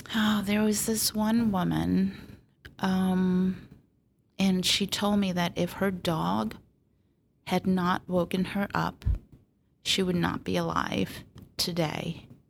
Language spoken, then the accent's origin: English; Long Island, New York, United States; also born or lived in Port Washington; I grew up on Long Island.